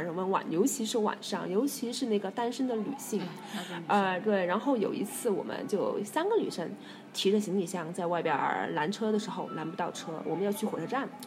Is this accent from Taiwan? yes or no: no; China; 我们说，“中国。”